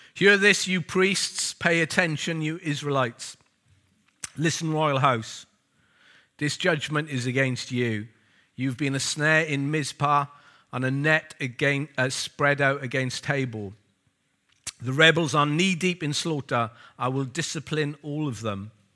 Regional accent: Wales, United Kingdom; also born or lived in Lewisham; now in London, United Kingdom; I'm Welsh

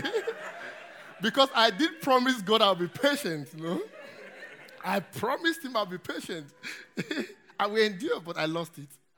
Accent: Nigeria; moved away; I come from Nigeria, as you can hear from my accent

